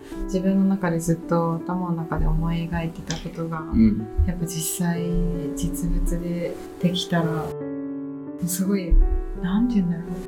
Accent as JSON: {"language": "Japanese", "region": "Miyazaki", "country": "Japan", "tie": "born or raised there", "accent": "Miyazaki dialect", "moved": "as an adult", "lives_now": "Tokyo, Japan", "said": "ずっとそれまで宮崎生まれ宮崎育ちで宮崎弁をずっと喋ってて"}